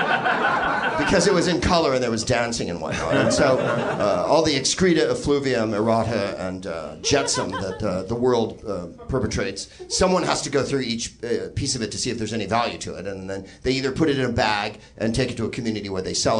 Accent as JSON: {"language": "English", "town": "Daytona Beach", "region": "Florida", "country": "United States", "said": "I'm from Daytona"}